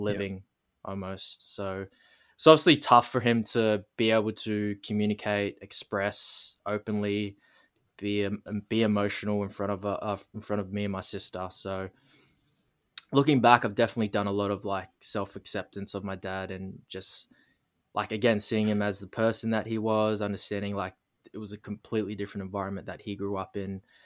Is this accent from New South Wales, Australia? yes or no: no; Darwin, Northern Territory, Australia; born and raised in Darwin, Northern Territory, the most northern coastal point of Australia